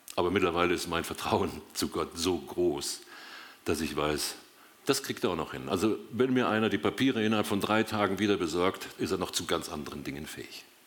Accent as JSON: {"language": "German", "town": "Dortmund", "region": "North Rhine-Westphalia", "country": "Germany", "tie": "born or raised there", "moved": "yes", "lives_now": "Biberach, Germany", "said": "gebürtig komme ich aus Dortmund und wohne seit 40 Jahren mit meiner Frau zusammen in Biberach, Baden"}